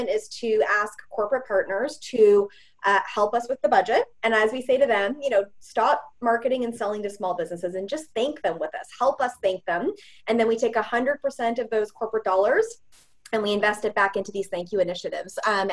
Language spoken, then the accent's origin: English; Edmonton, Alberta, Canada; I'm from Edmonton, Alberta, and I grew up in the 80s